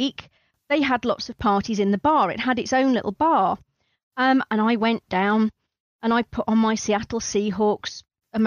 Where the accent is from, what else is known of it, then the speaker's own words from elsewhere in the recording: East Midlands, United Kingdom; moved away as an adult; also born or lived in Newcastle upon Tyne; I grew up in the East Midlands in a mining village, at the time the largest village in England.